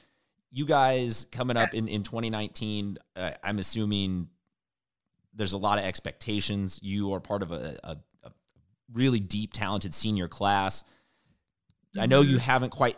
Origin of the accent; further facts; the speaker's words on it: San Diego, California, United States; I am from San Diego as well